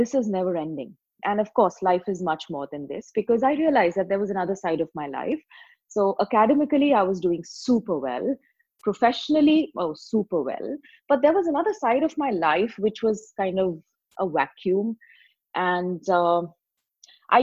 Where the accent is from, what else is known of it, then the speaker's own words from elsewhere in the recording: India; I'm from India